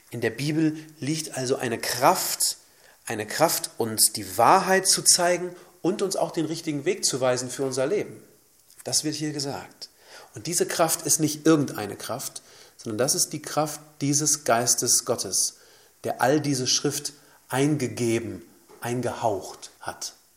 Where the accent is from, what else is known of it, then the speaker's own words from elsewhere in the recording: Germany; bei uns in Deutschland